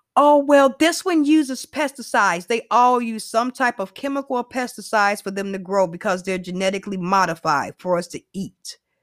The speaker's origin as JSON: {"language": "English", "country": "United States", "said": "I'm a American"}